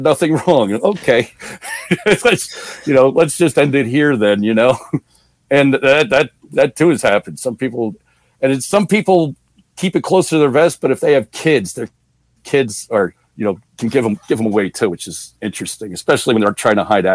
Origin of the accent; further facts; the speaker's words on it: New Jersey, United States; I'm from New Jersey